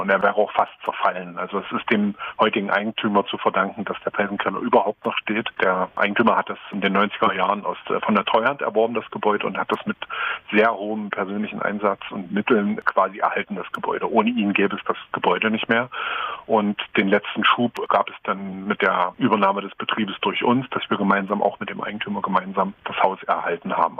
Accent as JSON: {"language": "German", "town": "Dessau", "region": "Saxony-Anhalt", "country": "Germany", "said": "ich komme eigentlich aus Dessau und mhm. Äh, wohne da auch nach wie vor"}